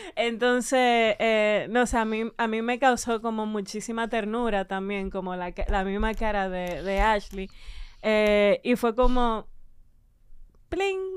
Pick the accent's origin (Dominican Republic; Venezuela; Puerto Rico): Dominican Republic; uno como dominicano de clase media